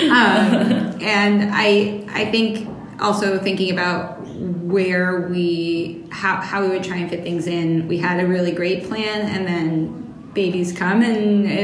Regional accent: New York, United States; now in Boston, United States; New York. Okay. Like yeah. an hour north of the city.

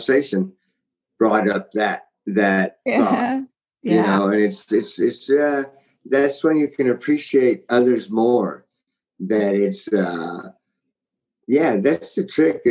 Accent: Texas, United States; I'm from Texas.

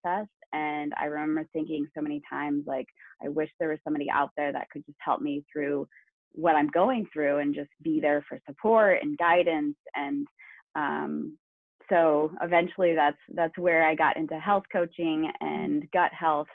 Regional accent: Northwest Iowa, United States; now in Napa, United States; I'm originally from Northwest Iowa and I grew up on a pig farm all of my life.

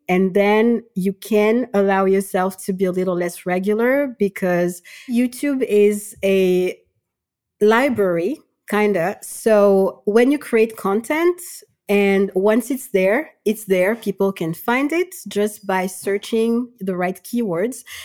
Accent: Madagascar; now in France; I'm from Madagascar. I currently live in France

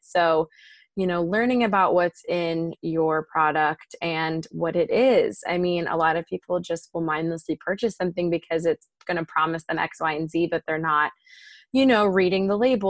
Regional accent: Maryland, United States; moved away as an adult; now in Southern California, United States; I'm actually from Maryland originally on the East Coast

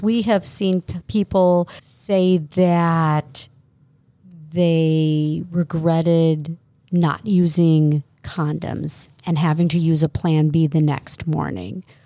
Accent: South Euclid, Ohio, United States; born and raised in South Euclid, went to Brush High School.

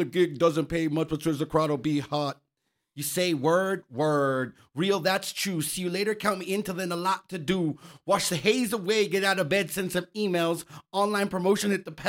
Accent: El Paso, Texas, United States; also born or lived in Phoenix; now in Brooklyn, United States; Yeah, so I was born and raised here in El Paso, you know, youngest of 6. Down off Delta, Encino Drive.

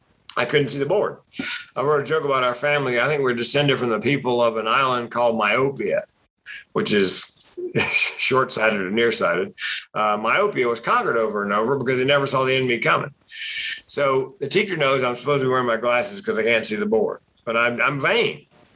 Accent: Raleigh, North Carolina, United States; Raleigh, North Carolina.

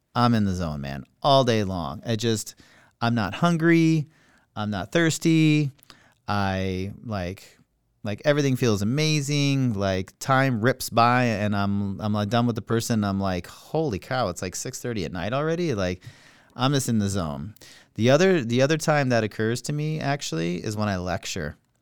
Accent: Montana, United States; accent: Minnesota; also born or lived in Minnesota; now in Florida, United States; I was born in Montana. As a result of being born in Montana, I grew up in basically the Rocky Mountains.

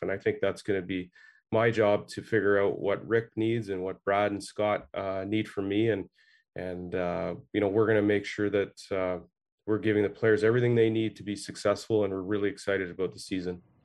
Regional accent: Ottawa, Ontario, Canada; I grew up in Ottawa here

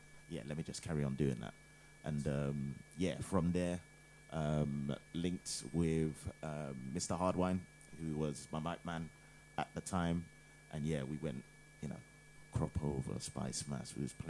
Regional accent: United Kingdom; also born or lived in Ghana; I'm from Ghana, but born here, and yeah, got into soca around I don't know 14 or something like that.

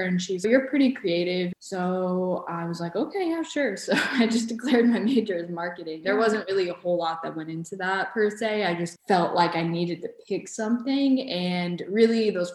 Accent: Atlanta, Georgia, United States; first language Bosnian; English is a second language; I was born in Atlanta on August 8th, so the same day, but 2 years later, so 1996

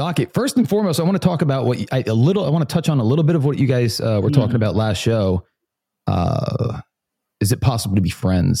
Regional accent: New Jersey, United States; moved away; I grew up in Jersey

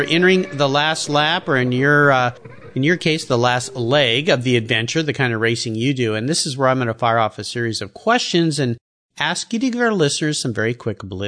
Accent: Southern California, United States; I grew up surfing in Southern California

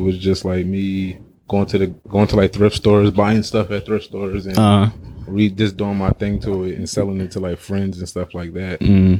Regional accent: Philadelphia, Pennsylvania, United States; It was

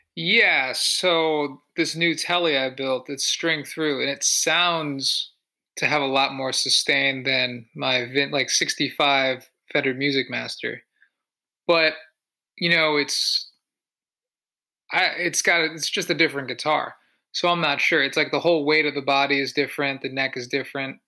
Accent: Connecticut, United States; I'm from Connecticut

